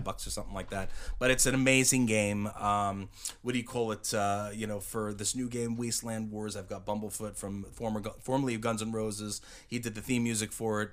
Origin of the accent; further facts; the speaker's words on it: Uniondale, New York, United States; I grew up in a in Uniondale, New York